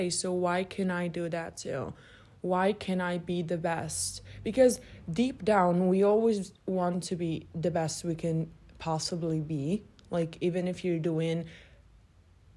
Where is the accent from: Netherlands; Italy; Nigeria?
Italy; I'm 17 years old, and I am from Italy